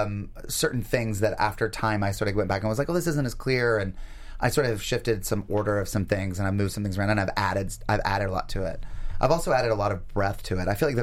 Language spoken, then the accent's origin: English; North Carolina, United States; moved away; North Carolina, my home state.